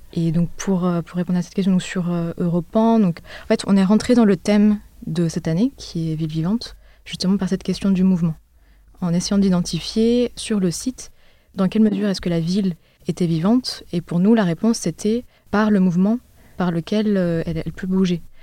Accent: Paris, Île-de-France, France; also born or lived in Berlin; j'ai grandi à Paris

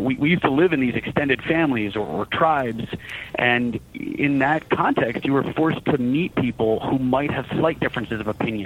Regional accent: Voorheesville, New York, United States; moved away as an adult; also born or lived in Iraq / Louisiana; I grew up in Voorheesville, and I knew those people

